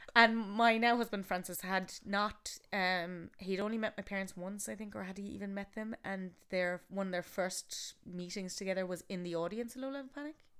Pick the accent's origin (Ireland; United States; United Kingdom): Ireland; Galway, Connacht; I'm from Galway